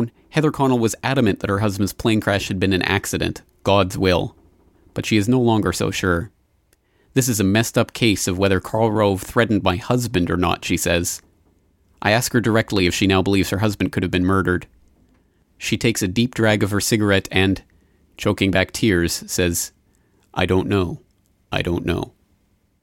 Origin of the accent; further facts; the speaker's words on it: Canada; now in Japan; as a Canadian citizen living here in Japan